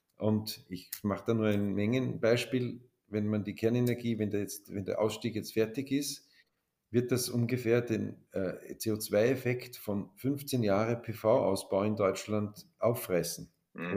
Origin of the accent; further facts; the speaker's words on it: Austria; als Österreicher